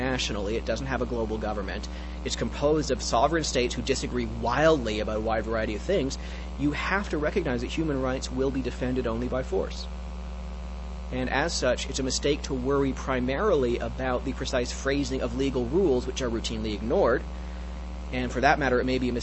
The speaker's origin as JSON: {"language": "English", "country": "Canada", "tie": "born or raised there", "said": "I'm actually a Canadian, so I grew up in a wholly owned subsidiary of the U.S."}